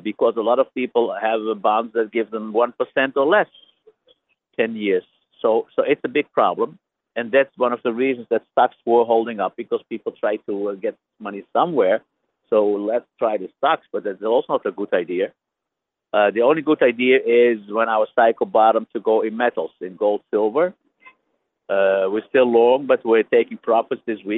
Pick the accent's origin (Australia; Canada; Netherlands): Netherlands; I am from Holland